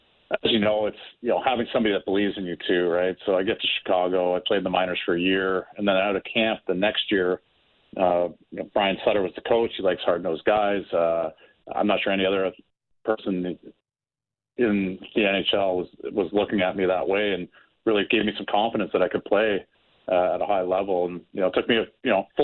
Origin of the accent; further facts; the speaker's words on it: Oshawa, Ontario, Canada; I was able to be drafted by my hometown team. I'm from Oshawa